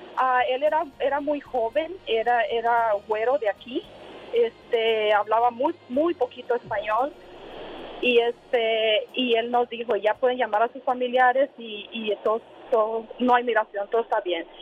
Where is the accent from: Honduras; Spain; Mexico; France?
Honduras; now in United States; yo vengo de Honduras